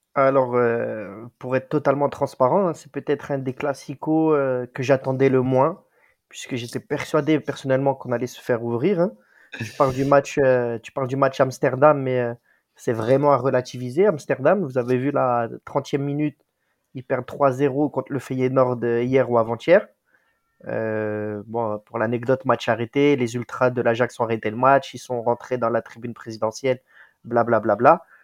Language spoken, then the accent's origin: French; Marseille, Provence-Alpes-Côte d'Azur, France; je suis vrai Marseillais